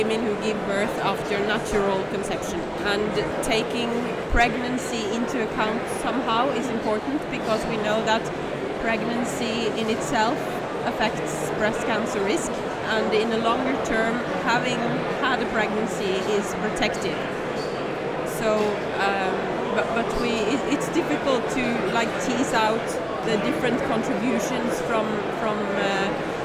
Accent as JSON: {"language": "English", "country": "Norway", "said": "I'm from Norway"}